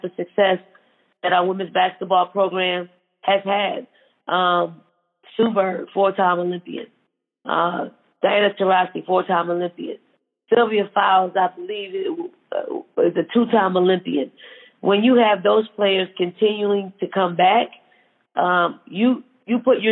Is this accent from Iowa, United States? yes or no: no; Philadelphia, Pennsylvania, United States; growing up in Philly